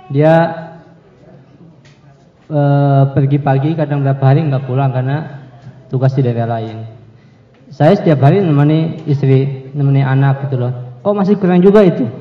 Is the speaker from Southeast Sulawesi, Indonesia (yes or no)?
yes; Kendari, Southeast Sulawesi, Indonesia; also born or lived in Yogyakarta; Saya dari Sulawesi Kendari, bukan asli sana, cuman besar di sana.